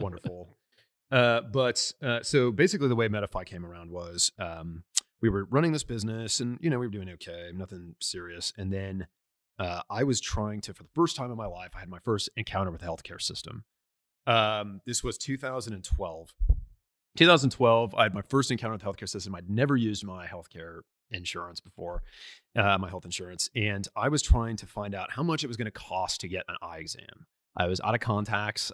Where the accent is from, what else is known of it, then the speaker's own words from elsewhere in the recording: Tulsa, Oklahoma, United States; also born or lived in La Crosse, Wisconsin; I was born in, uh, La Crosse, Wisconsin, but, uh, grew up in Tulsa